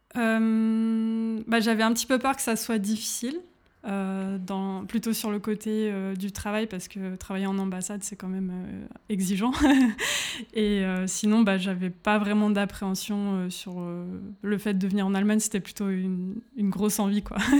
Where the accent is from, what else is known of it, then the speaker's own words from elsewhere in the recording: Grenoble, Auvergne-Rhône-Alpes, France; moved away as an adult; now in Berlin, Germany; je viens de Grenoble en France